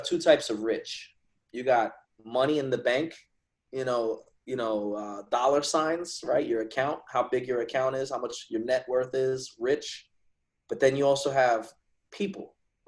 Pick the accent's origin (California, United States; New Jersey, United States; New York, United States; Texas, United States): New Jersey, United States; moved away as an adult; also born or lived in Teaneck, New Jersey / Hackensack, New Jersey; now in Virginia, United States; I'm from North Jersey. So I grew up about 10 minutes out of Manhattan, you know, George Washington Bridge